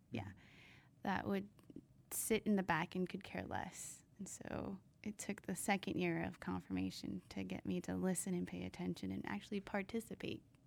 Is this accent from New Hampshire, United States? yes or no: no; San Diego, California, United States; also born or lived in Virginia; I'm actually from here, from sunny San Diego